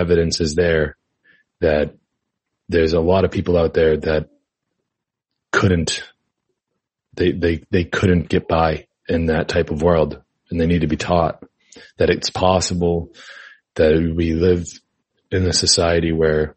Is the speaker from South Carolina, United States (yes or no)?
no; Massachusetts, United States; I'm from Massachusetts. And that's where I grew up, born and raised, you know, Massachusetts.